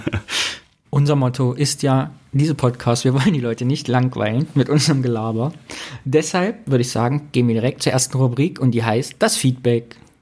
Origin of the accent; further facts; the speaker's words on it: Thuringia, Germany; bei uns in Thüringen